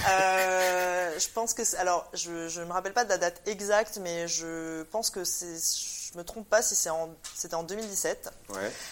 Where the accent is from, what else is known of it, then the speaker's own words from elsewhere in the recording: Réunion, France; now in Paris, France; Je suis née, j'ai grandi à la Réunion. Donc mes deux euh, familles, paternelle et maternelle, sont d'origine chinoise, réunionnaise. Et je vis à Paris.